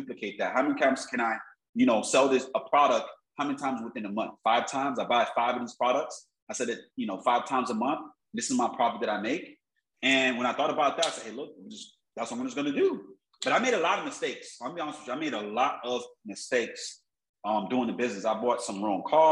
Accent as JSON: {"language": "English", "town": "Miami", "region": "Florida", "country": "United States", "tie": "born or raised there", "said": "I grew up in Miami, South Florida"}